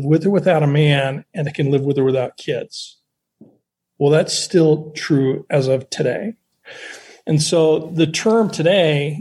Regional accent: Montana, United States; moved away; also born or lived in Seattle; I grew up in Montana. I moved to Seattle

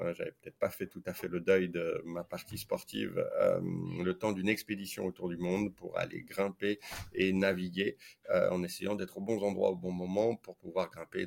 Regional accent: Saint-Étienne, Auvergne-Rhône-Alpes, France; also born or lived in Lyon; j'ai grandi et joué au foot à Saint-Etienne

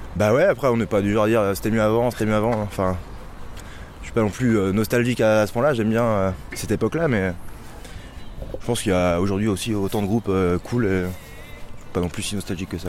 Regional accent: France; on est français, donc on chante en français.

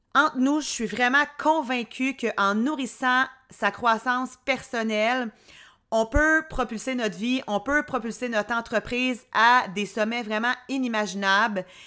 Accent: Drummondville, Quebec, Canada; now in Quebec City, Canada; je viens de Drummond

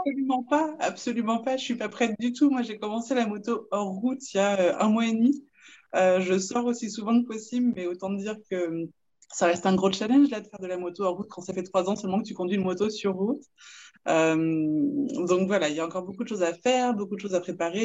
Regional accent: France; moved away as an adult; now in Quebec, Canada; je suis française et puis je vis au Québec depuis 5 ans

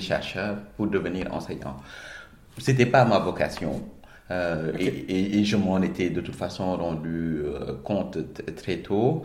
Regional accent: Dakar, Senegal; also born or lived in Petite Côte, Senegal; je suis né à, à Dakar, je suis très attaché à la Petite Côte

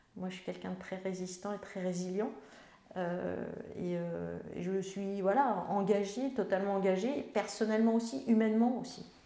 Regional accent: Melun, Île-de-France, France; je suis née à Melun, il y a un temps certain

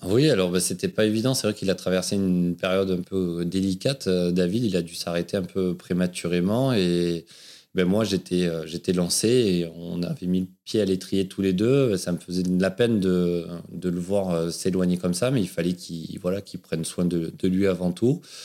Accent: Aubagne, Provence-Alpes-Côte d'Azur, France; accent: southern French accent that sings; je suis né dans le sud de la France, à Aubagne, le pays de Marcel Pagnol, d'où cet accent euh, qui chante un peu, dont je suis fier

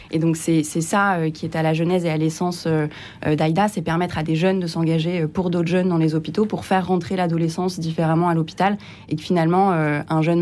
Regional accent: Beirut, Beirut Governorate, Lebanon; born there; Moi, je viens d'un pays où il n'y a pas forcément, enfin, où les associations se substituent aussi à l'État, parce qu'il n'y a, plus d'État aujourd'hui au Liban compte tenu de la situation.

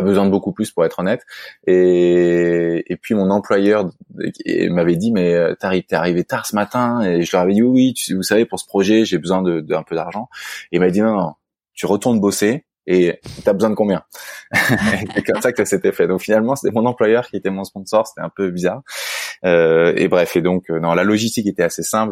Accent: Versailles, Île-de-France, France; je suis né à Versailles, euh, Yvelines, euh, et euh, j'ai grandi à Versailles également.

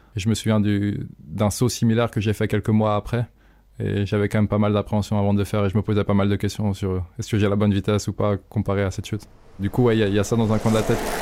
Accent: Maxilly, Auvergne-Rhône-Alpes, France; je suis originaire de Maxi, un petit village près d'Evian en France

